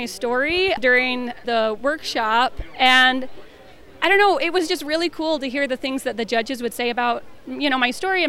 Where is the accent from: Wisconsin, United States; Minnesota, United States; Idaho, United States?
Idaho, United States; Blackfoot; I'm from Blackfoot, Idaho.